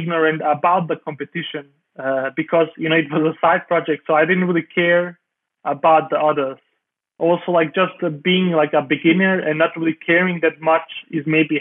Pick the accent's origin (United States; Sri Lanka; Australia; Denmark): Denmark; I grew up in Denmark.